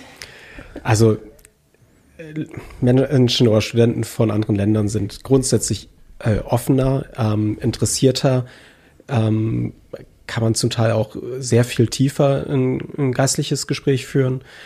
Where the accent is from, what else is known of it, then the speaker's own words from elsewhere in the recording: Germany; wir als Deutsche